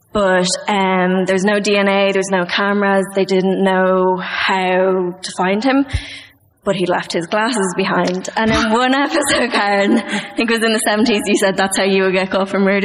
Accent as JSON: {"language": "English", "town": "Dublin", "region": "Leinster", "country": "Ireland", "said": "At Dublin."}